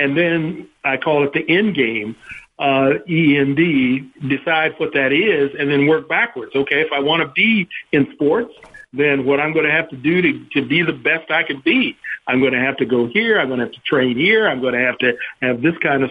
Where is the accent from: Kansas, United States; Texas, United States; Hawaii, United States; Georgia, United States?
Kansas, United States; Kansas City; moved away as an adult; also born or lived in Topeka, Kansas; I'm from Kansas originally, grew up in Kansas City, Kansas, an all-black neighborhood of Kansas City